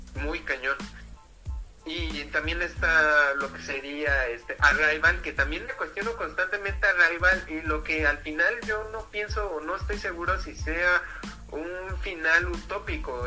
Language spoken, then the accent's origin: Spanish; Mexico; nosotros somos mexicanos